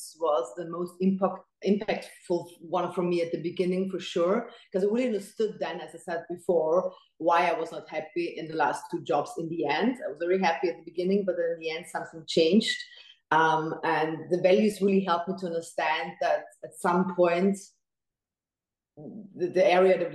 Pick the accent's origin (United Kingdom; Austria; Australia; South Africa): Austria; moved away as an adult; also born or lived in Dubai; I wanted to stay in my home country